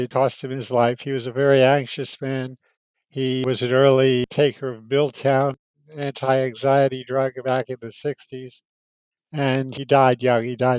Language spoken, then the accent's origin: English; Miami Beach, Florida, United States; Well, everything was really idyllic. It's not like Miami Beach today. It was just a small town. And my father owned one of the little hotels that now is so popular in South Beach.